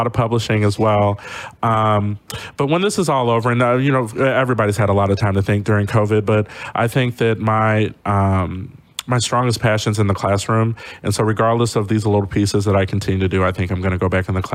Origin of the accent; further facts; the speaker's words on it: St. Louis, Missouri, United States; I was raised in West County of St. Louis in a time where there weren't many Black families out there.